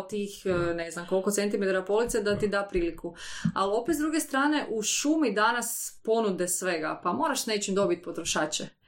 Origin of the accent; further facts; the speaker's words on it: Koprivnica, Koprivnica-Križevci County, Croatia; mi smo podravcine, ja sam iz Koprivnice